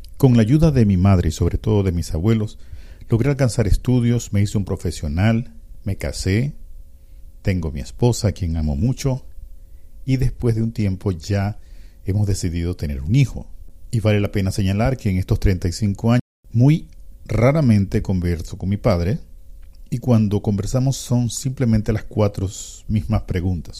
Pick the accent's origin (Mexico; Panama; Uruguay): Panama